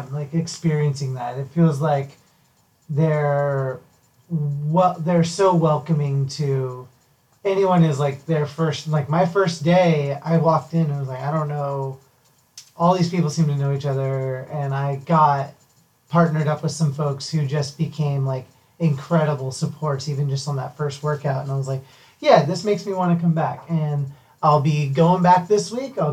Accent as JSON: {"language": "English", "region": "Oregon", "country": "United States", "moved": "yes", "said": "I'm from Oregon"}